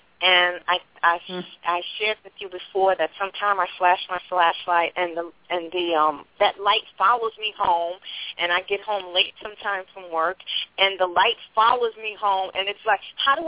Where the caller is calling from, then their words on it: New York, United States; I'm calling from New York.